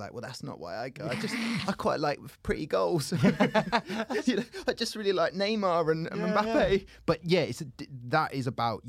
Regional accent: England, United Kingdom; But the kind of tribalism of it, me being English, therefore, I must be from Leeds.

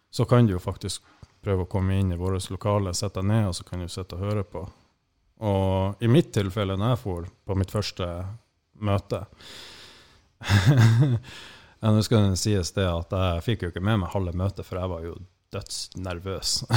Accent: Skånland, Troms, Norway; moved away; egentlig så er jeg jo fra det som heter Skånland før, men etter det her opplegget med sammenslåingen, så heter det vel gjerne Tjeldsund nå

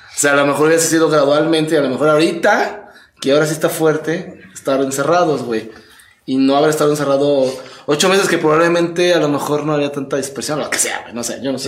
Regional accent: Mexico; nosotros aquí en México

